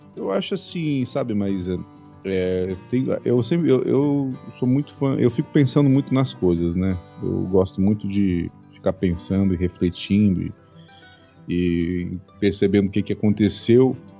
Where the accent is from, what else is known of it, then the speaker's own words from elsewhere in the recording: southern Santa Catarina, Brazil; moved away as an adult; now in Rio de Janeiro, Brazil; Eu sou, eu sou catarinense, sou do sul de, do Brasil, né? Mais especificamente do sul de Santa Catarina